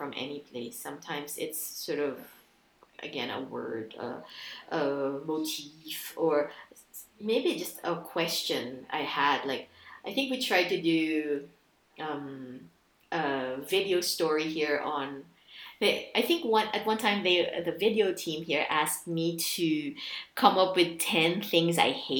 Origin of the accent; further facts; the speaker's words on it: Philippines; moved away; I grew up in the Philippines